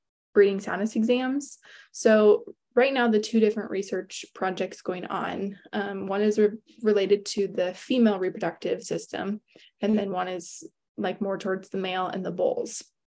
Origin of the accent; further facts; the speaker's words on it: Cascade, Iowa, United States; I am originally from Eastern Iowa. Cascade is my hometown. And I grew up on a diversified livestock and crop farm